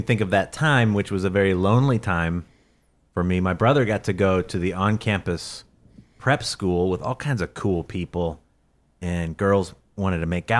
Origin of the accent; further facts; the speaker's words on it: St. Louis, Missouri, United States; moved away; I'm from St. Louis, which is the very almost exact middle of the country, and they would call me a southerner.